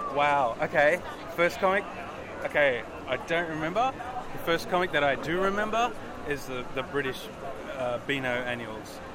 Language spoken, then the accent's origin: English; Canberra, Australian Capital Territory, Australia; moved away as an adult; now in Melbourne, Australia; I'm from Canberra where I, have been drawing comics for about 16 years now